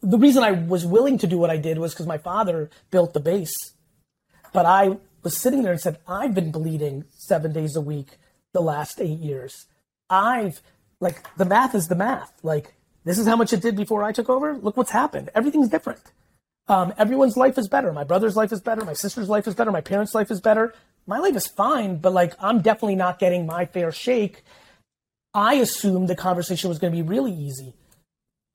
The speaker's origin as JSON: {"language": "English", "country": "United States", "tie": "born or raised there", "also_born_or_lived": "Soviet Union", "said": "in 1978, we won a lotto that a couple hundred thousand people won and were able to leave the Soviet Union. And I grew up in America"}